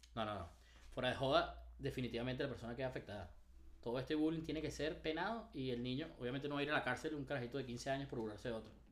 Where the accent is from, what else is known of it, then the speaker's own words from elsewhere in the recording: Venezuela; Nosotros como venezolanos